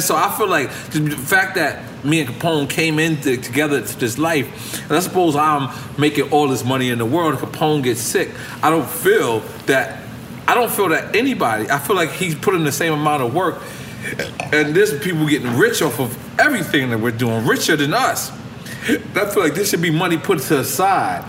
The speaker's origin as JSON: {"language": "English", "town": "New York City", "region": "New York", "country": "United States", "said": "I'm from Queens"}